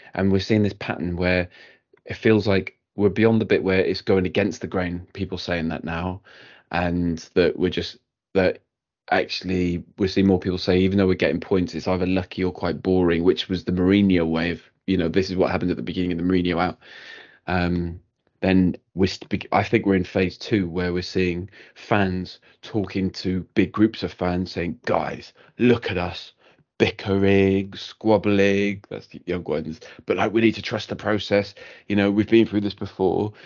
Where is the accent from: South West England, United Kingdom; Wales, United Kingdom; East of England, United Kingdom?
Wales, United Kingdom; Cardiff; I'm from Cardiff